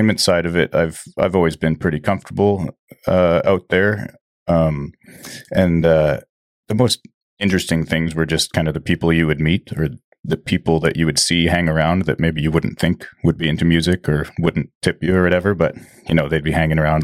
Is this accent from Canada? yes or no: yes; Agassiz, British Columbia, Canada; also born or lived in South Surrey; now in Chilliwack, Canada; I grew up in Agassiz, just down the road.